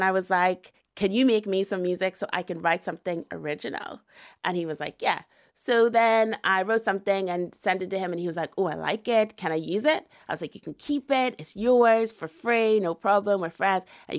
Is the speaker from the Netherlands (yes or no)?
no; Northern Ireland, United Kingdom; I would say I am Northern Irish Ghanaian.